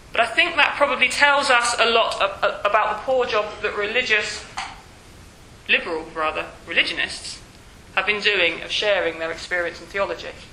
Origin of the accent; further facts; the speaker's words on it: Yorkshire and the Humber, United Kingdom; I'm from West Yorkshire.